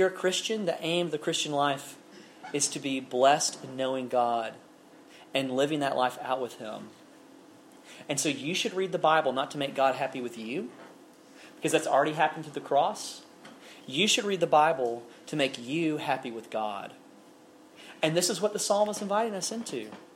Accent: Alabama, United States; I'm a guy from Alabama

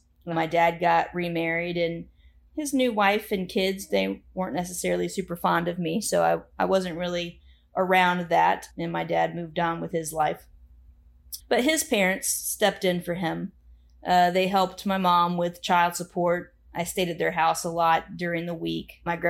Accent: Plant City, Florida, United States; also born or lived in Tampa; Well, I too was born in Tampa and I too grew up in a rural area. That I just called the country. I know you named it Dover. It was really more like the Notasasa, Plant City area.

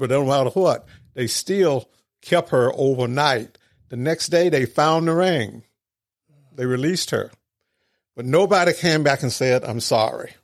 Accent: Mendenhall, Mississippi, United States; moved away as an adult; also born or lived in California; grew up in Mendenhall

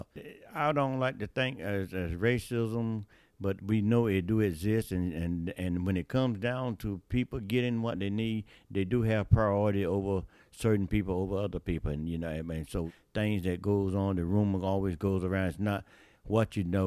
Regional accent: New Bern, North Carolina, United States; also born or lived in Trenton, North Carolina; I'm from New Bern, North Carolina, community called Jonestown

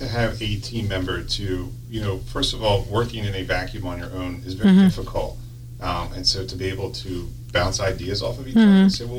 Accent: Chester County, Pennsylvania, United States; I grew up in this area, I grew up in the Chester County area

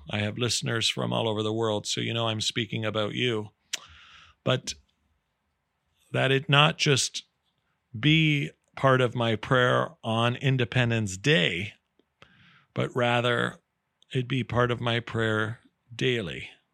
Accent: Canada; I'm so proud as a Canadian

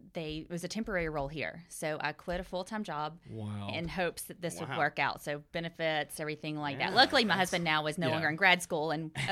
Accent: Ellicott City, Maryland, United States; I'm from Ellic City, 45 miles north of here. So I've lived in this small radius my entire life.

